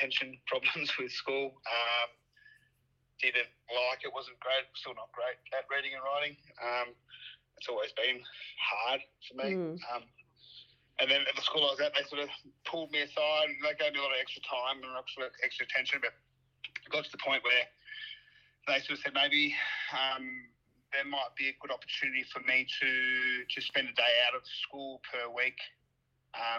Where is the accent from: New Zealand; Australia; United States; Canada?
Australia; The Patch, Victoria; Victoria. So I grew up in the Patch.